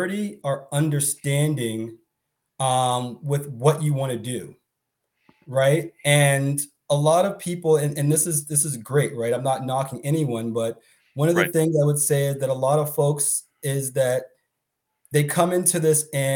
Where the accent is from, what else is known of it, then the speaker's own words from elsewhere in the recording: Boston, Massachusetts, United States; I'm from Boston